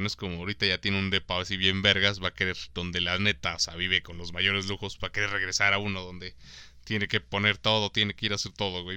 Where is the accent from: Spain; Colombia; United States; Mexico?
Mexico; Puebla; así soy poblano